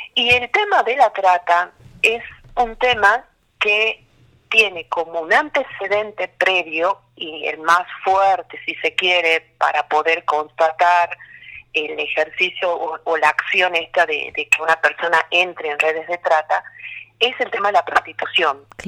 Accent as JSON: {"language": "Spanish", "region": "Tucumán", "country": "Argentina", "tie": "born or raised there", "also_born_or_lived": "Santiago del Estero", "moved": "as an adult", "lives_now": "Buenos Aires, Argentina", "said": "yo soy tucumana de nacimiento"}